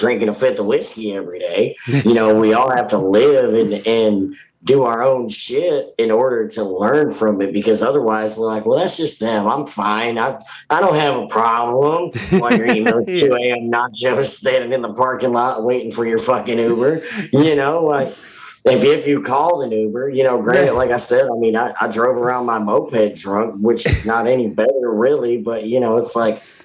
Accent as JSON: {"language": "English", "town": "Hopkinsville", "region": "Kentucky", "country": "United States", "also_born_or_lived": "Alaska", "said": "I'm from Hopkinsville."}